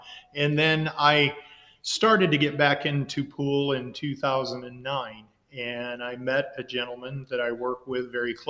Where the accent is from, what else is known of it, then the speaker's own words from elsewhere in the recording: Vinton, Iowa, United States; when I grew up in Vinton, Iowa